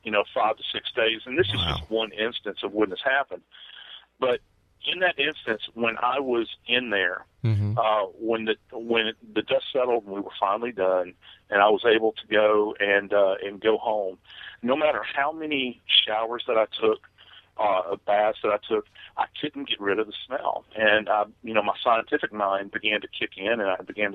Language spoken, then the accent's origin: English; New Orleans, Louisiana, United States; moved away; It's my hometown